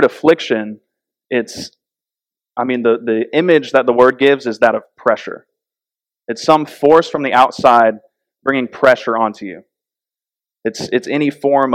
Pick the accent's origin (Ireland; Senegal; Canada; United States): United States; Florida; also born or lived in North Carolina; When we lived in North Carolina, we're from Florida